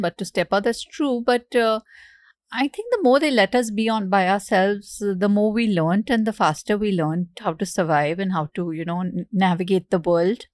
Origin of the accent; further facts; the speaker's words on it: Mumbai, Maharashtra, India; We moved from Bandra to Goregaon. My school was in Bandra. I, we lived in Goregaon